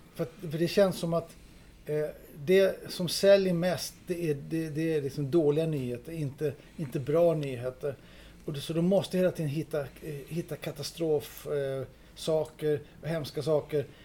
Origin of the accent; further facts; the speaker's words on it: Denmark; now in Sweden; jag är dansk